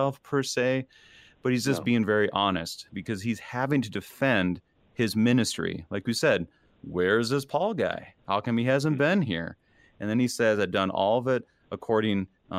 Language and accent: English; Minnesota, United States; being a Minnesotan, where we don't ever want to be seen as arrogant or boastful